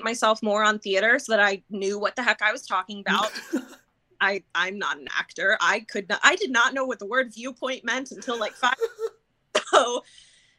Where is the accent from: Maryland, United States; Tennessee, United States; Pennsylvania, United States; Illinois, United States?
Maryland, United States; Baltimore; moved away as an adult; now in New York, United States; I am originally from Baltimore, Maryland